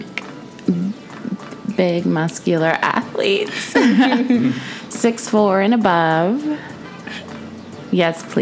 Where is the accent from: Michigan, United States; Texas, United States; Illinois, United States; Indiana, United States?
Texas, United States; now in California, United States; I'm from Texas